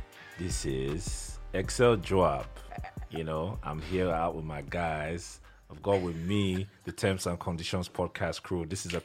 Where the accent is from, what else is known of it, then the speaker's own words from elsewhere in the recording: Nigeria; Because I'm still a Nigerian man